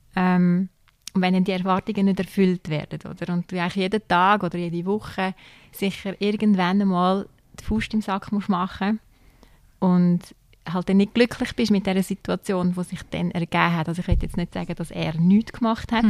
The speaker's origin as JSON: {"language": "German", "area": "Zürcher Weinland", "region": "Zurich", "country": "Switzerland", "moved": "as an adult", "lives_now": "Aargau, Switzerland", "said": "ich komme aus dem Zürcher Wieland ursprünglich und bin eigentlich ins Aargau gezogen wegen ihm"}